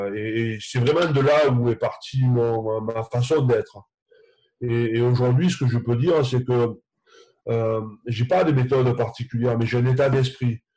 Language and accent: French; Occitania, France; now in Bordeaux, France; chez moi dans le Minervois viticole